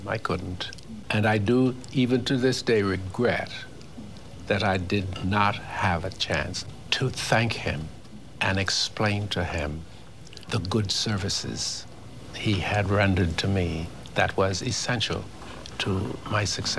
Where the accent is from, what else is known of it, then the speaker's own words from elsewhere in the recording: Bahamas; accent: Bahamian; Yes, I learned. My accent was Bahamian. It was terrible. It was sing-songy, as most Caribbean accents are.